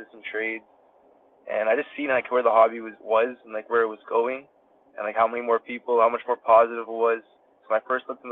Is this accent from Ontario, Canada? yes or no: yes; Toronto, Ontario, Canada; I grew up in Toronto, Canada, and then I recently moved to like a suburb next to Toronto